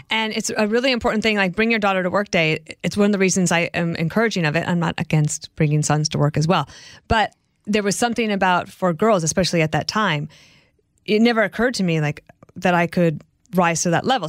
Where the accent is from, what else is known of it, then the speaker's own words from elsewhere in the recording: Colorado, United States; moved away as an adult; also born or lived in Illinois; I grew up in Colorado